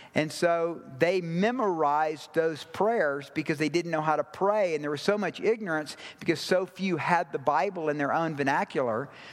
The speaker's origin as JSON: {"language": "English", "region": "the South", "country": "United States", "tie": "born or raised there", "said": "I grew up in the South"}